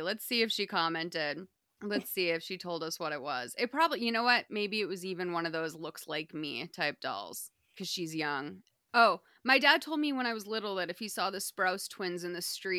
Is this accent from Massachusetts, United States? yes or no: yes; Massachusetts, United States; I'm from Massachusetts.